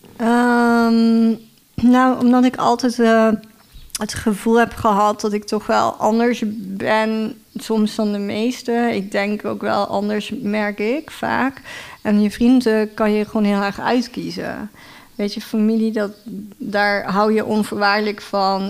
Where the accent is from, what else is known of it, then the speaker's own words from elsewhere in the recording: Heerlen, Limburg, Netherlands; moved away as an adult; also born or lived in Utrecht; ik kom uit Limburg eigenlijk.